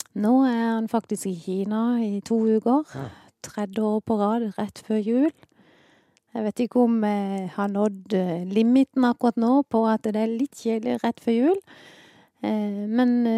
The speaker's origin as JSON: {"language": "Norwegian", "area": "Sørlandet", "region": "Southern Norway", "country": "Norway", "tie": "born or raised there", "also_born_or_lived": "Ålesund", "accent": "sørlending", "said": "Jeg kom til Sørlandet i 1970."}